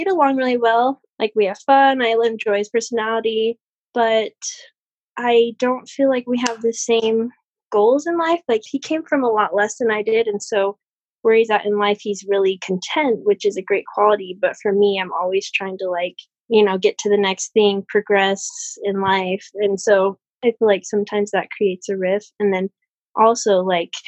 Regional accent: Utah, United States; I'm from Utah. And so I've grown up in a very, like, marriage-centered culture

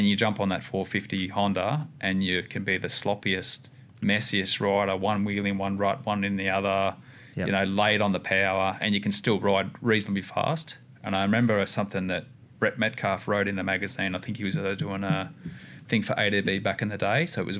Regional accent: Australia; oh, we're just from Australia, having a bit of a crack.

